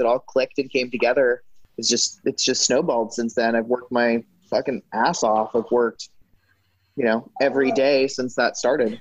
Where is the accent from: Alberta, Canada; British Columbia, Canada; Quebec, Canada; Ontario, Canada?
British Columbia, Canada; moved away as an adult; now in United States; I grew up in Canada